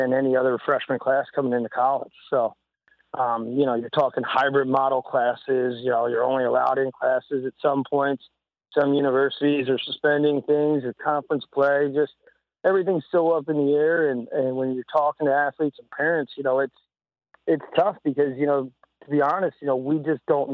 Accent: New Jersey, United States; moved away as an adult; also born or lived in Nebraska; now in St. Charles, Missouri, United States; going to college in Nebraska and growing up in Jersey

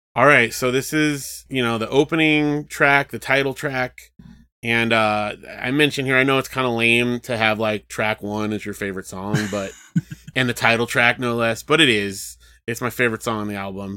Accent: Southern California, United States; I grew up in Southern California

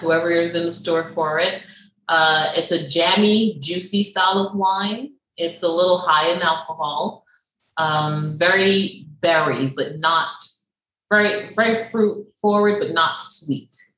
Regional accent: New York, United States; moved away as an adult; also born or lived in Barbados; now in Miami, United States; I'm born in Barbados, raised in New York

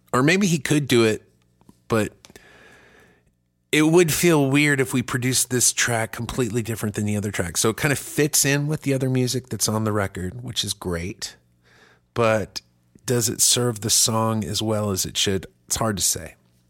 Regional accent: Germany; now in United States; I grew up in Germany where it's just nudity's fine, and it is. It's not a big deal, but we make it a real big deal in this country.

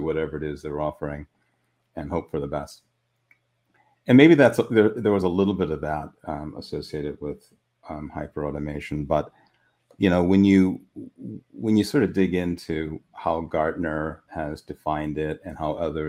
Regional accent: Midwest, United States; now in California, United States; Refugee from the Midwest that escaped to sunny shores of California at the first opportunity.

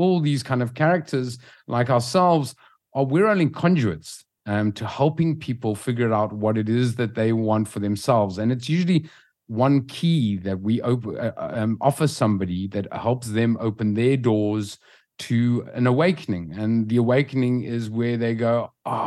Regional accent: South Africa; moved away as an adult; now in Lisbon, Portugal; We're from South Africa originally

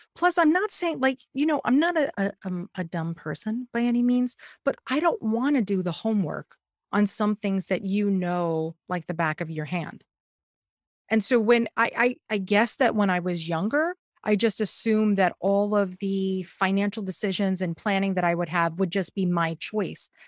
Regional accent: New York, United States; as a New Yorker

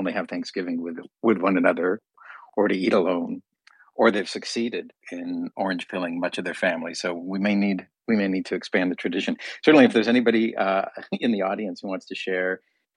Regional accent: Canada; I'm a Canadian. We celebrated it in October

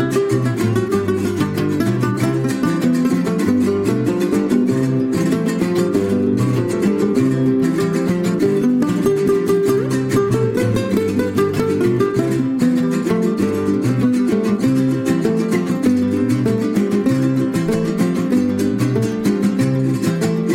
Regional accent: California, United States; I grew up in California

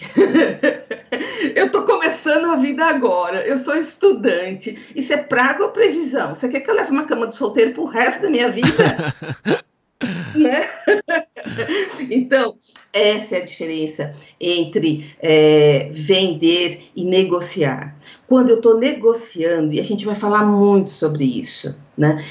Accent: interior of São Paulo, Brazil; accent: interior paulista; eu sou do interior de São Paulo, né? Acho que o sotaque já diz isso

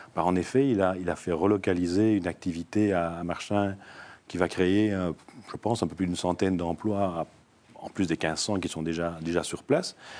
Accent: Namur, Wallonia, Belgium; je suis namurois d'origine.

